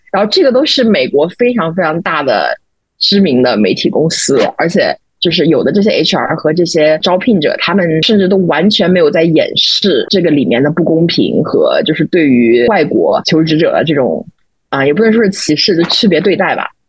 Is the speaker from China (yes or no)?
yes; China; moved away as an adult; now in New York, United States; 比如说我们作为中国人应该怎么去看这些东西